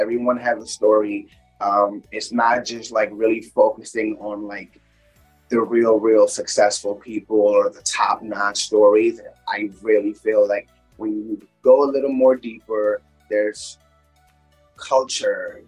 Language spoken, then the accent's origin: English; Kensington, Maryland, United States; born or raised there; also born or lived in India / New York City